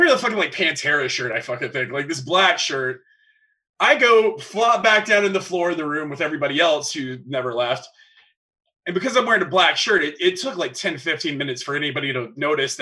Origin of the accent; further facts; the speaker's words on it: the South, United States; another thing Southerners do is we have the one living room that you don't actually go in.